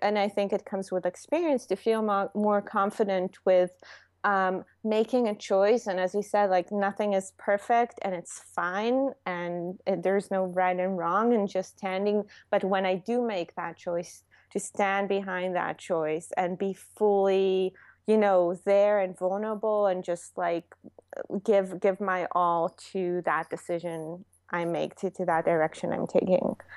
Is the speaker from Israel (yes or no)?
yes; Israel; English is a second language; moved away as an adult; now in New York, United States; I'm from Israel